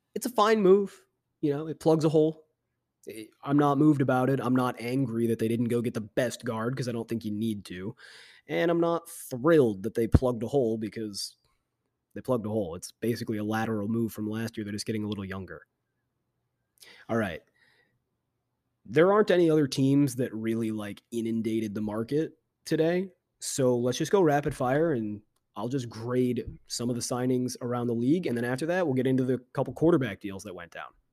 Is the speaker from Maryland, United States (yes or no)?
no; Chicago, Illinois, United States; my hometown Chicago Bears